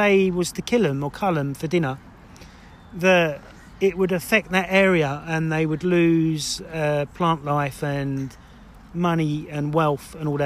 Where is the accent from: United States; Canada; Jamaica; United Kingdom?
United Kingdom; Essex, East of England; I'm from Essex